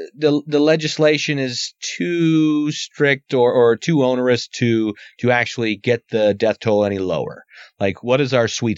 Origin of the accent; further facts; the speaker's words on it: United States; I'm an American.